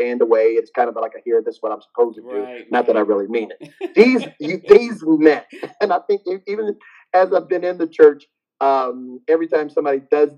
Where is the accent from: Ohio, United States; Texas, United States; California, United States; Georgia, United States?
Ohio, United States; moved away as an adult; also born or lived in Virginia; I'm originally from Ohio, but I moved from Ohio to Virginia Marine Corps, moved back to Ohio